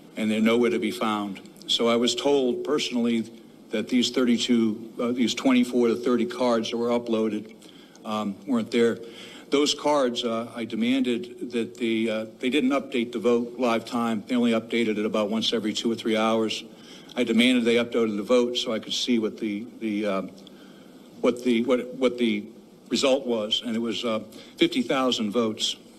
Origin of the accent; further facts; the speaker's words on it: Delaware County, Pennsylvania, United States; I'm from Delaware County